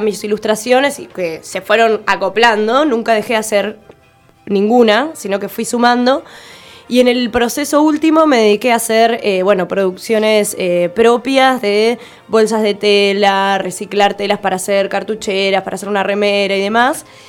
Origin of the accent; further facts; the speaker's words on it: Ushuaia, Tierra del Fuego, Argentina; nací en Ushuaia, crecí en el barrio ecológico, pegada a una laguna